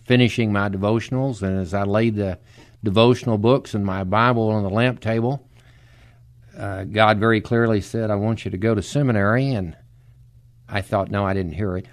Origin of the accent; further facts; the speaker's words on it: Dallas, Texas, United States; moved away as an adult; now in San Antonio, United States; I was born and raised in Dallas